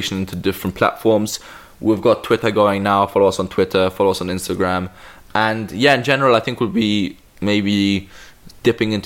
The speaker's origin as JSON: {"language": "English", "country": "Malta", "moved": "yes", "said": "my home country"}